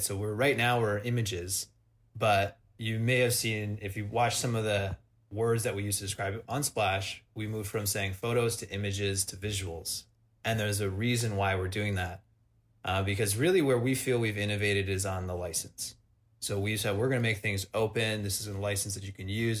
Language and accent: English; Wisconsin, United States; moved away; also born or lived in Montreal; I'm from Wisconsin.